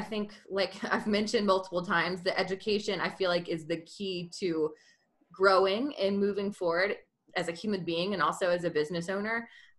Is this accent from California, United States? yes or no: no; Georgia, United States; now in Utah, United States; And I'm originally from Georgia. Have lived all around the country, a little bit overseas, love traveling. And now I've ended up in Utah with my husband.